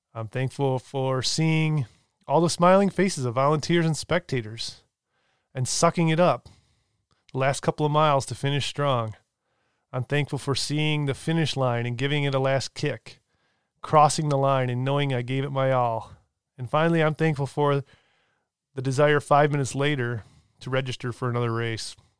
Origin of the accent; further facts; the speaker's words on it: Michigan, United States; I'm born and raised in Michigan